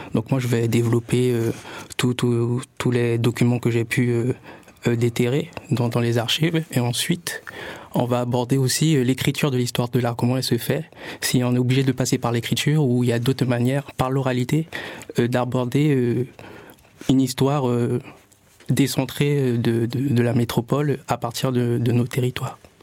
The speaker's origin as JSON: {"language": "French", "country": "French Guiana", "said": "je viens de la Guyane"}